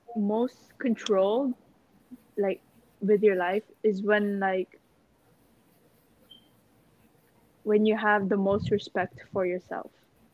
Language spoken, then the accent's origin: English; Philippines; we're all Filipino.